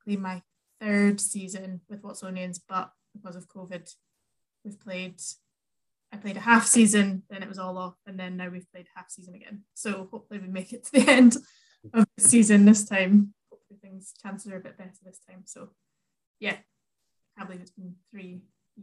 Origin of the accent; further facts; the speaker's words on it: Edinburgh, Scotland, United Kingdom; also born or lived in Dundee; I'm from Edinburgh originally, Portobello to be exact